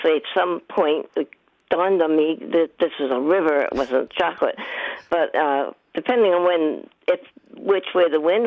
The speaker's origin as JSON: {"language": "English", "town": "Milton", "region": "Massachusetts", "country": "United States", "tie": "born or raised there", "lives_now": "Hanover, United States", "said": "I grew up in East Milton"}